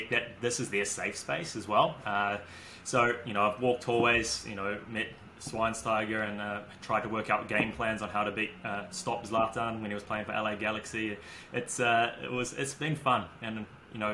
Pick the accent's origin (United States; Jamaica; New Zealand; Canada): New Zealand; Auckland; growing up in Auckland